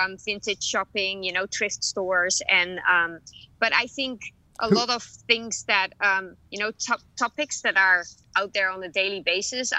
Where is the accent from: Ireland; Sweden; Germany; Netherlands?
Netherlands; Amsterdam, North Holland; also born or lived in London / New York; now in Los Angeles, United States; I'm originally from Amsterdam, the Netherlands.